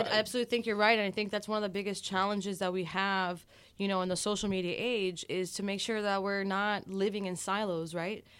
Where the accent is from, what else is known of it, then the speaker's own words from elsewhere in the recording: Miami, Florida, United States; I am a born and raised in Miami, uh, daughter of Cuban exiles